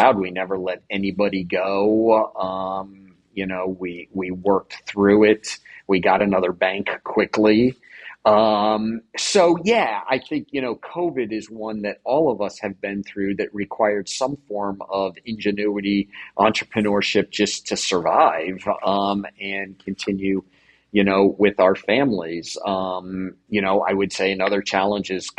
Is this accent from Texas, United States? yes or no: no; New Jersey, United States; I grew up in New Jersey